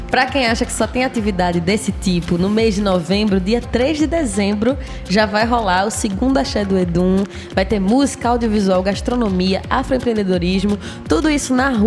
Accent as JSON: {"language": "Portuguese", "town": "Peixinhos", "region": "Pernambuco", "country": "Brazil", "tie": "born or raised there", "said": "Mas eu sou cria mesmo de peixinhos. Passei a vida inteira ali na Rua Vertentes."}